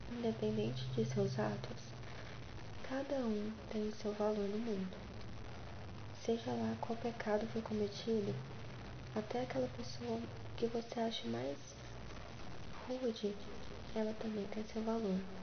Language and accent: Portuguese; Goianira, Goiás, Brazil; now in Goiânia, Brazil; moro na região sudeste de Goiânia com os meus pais, Lenda e Vilmar, nasci em Goianira